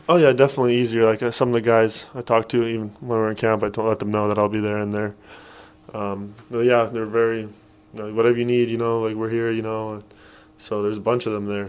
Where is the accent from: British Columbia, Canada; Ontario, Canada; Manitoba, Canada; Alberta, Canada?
Alberta, Canada; Edmonton; growing up, there's not much in Edmonton